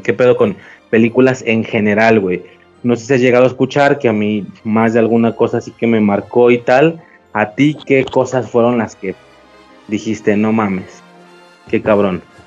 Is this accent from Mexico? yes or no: yes; Guadalajara, Jalisco, Mexico; soy de Guadalajara